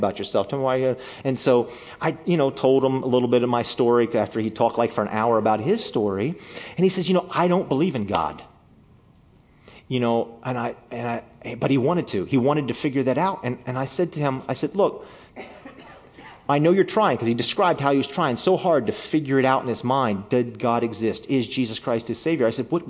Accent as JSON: {"language": "English", "country": "United States", "said": "I don't speak the language because I'm an American"}